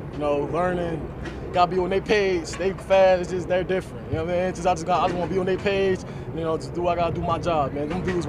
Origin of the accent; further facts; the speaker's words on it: Philadelphia, Pennsylvania, United States; moved away; Because, you know, I'm from Philly